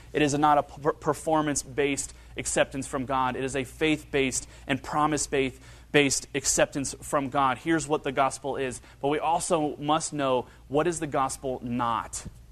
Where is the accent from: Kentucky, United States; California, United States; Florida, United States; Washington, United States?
Kentucky, United States; northern Kentucky and Cincinnati area, United States; moved away; growing up in, uh, northern Kentucky and Cincinnati area